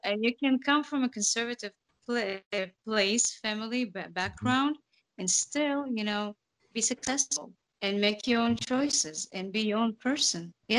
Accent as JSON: {"language": "English", "country": "Uzbekistan", "tie": "born there", "said": "I was born in Uzbekistan, and I'm coming from an educated and conservative family."}